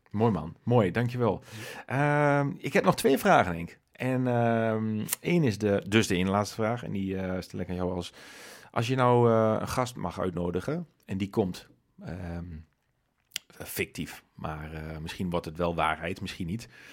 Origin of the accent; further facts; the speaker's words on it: Nijverdal, Overijssel, Netherlands; we zijn beide nijveren